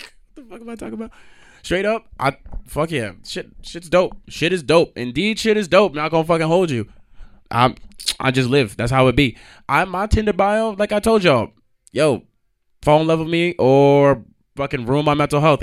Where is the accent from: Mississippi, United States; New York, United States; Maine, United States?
New York, United States; I'm from New York